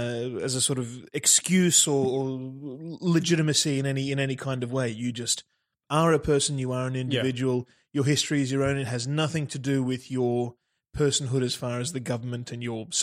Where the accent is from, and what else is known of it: Australia; born or raised there